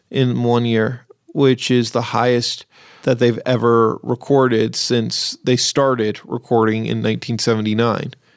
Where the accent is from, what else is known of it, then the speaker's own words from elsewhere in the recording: Seattle, Washington, United States; moved away; when I grew up in Seattle